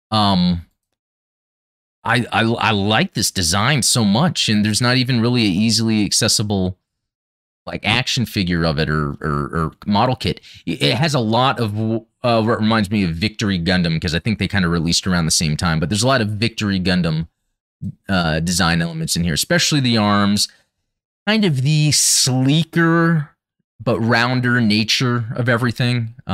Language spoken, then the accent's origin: English; United States; …, heavy arms, not just because I'm American.